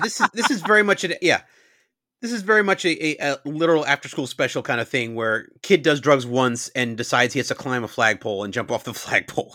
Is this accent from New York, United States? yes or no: yes; New York suburbs, United States; I'm from New York, but I grew up in the suburbs